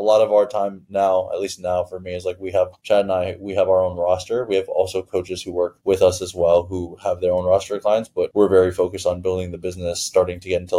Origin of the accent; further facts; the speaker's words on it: Toronto, Ontario, Canada; also born or lived in Iran; So I'm born in Iran. I grew up in Toronto for a period of time.